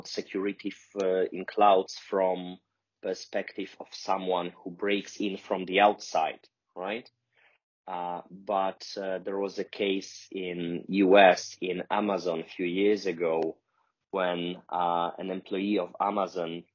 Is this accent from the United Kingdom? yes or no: no; Poland; I'm from Poland. I live in Warsaw